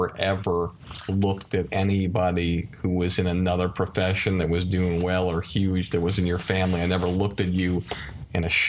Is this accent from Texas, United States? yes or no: no; Longmeadow, Massachusetts, United States; I'm from Longmeadow